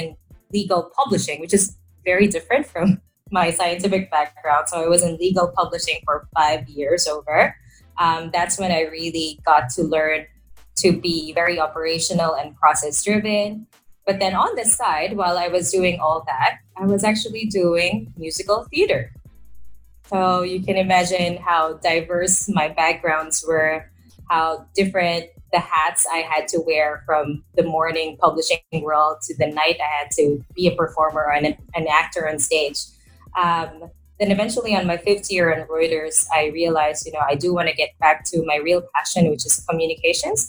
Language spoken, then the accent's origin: English; Manila, Metro Manila, Philippines; I am from Manila, so that is the capital of the country.